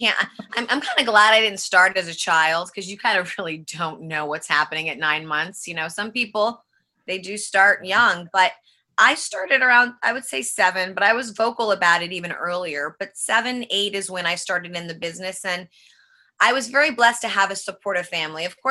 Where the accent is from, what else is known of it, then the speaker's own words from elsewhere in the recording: New York City, New York, United States; now in California, United States; Born and raised Manhattan, New York